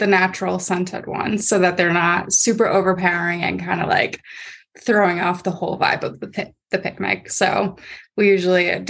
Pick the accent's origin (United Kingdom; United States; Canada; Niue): United States; Akron, Ohio; I'm actually from Akron, so it's more towards the Akron area